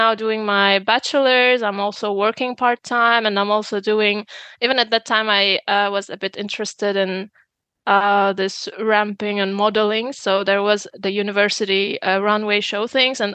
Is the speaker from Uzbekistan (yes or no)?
yes; Uzbekistan; moved away as an adult; now in Germany; I come from Uzbekistan